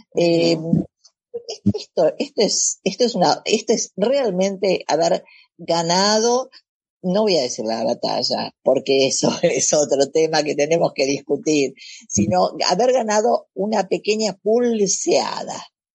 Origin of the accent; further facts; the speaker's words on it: Argentina; nosotros nosotros digo, la Argentina